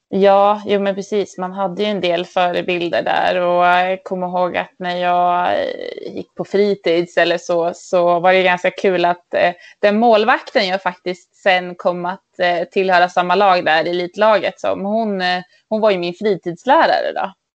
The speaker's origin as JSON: {"language": "Swedish", "town": "Örnsköldsvik", "region": "Västernorrland County", "country": "Sweden", "tie": "born or raised there", "said": "Jag är uppvuxen i Övik"}